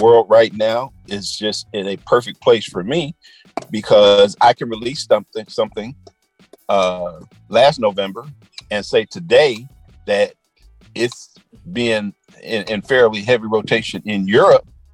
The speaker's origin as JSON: {"language": "English", "town": "Chicago", "region": "Illinois", "country": "United States", "tie": "born or raised there", "moved": "yes", "lives_now": "Atlanta, United States", "said": "I grew up in Chicago"}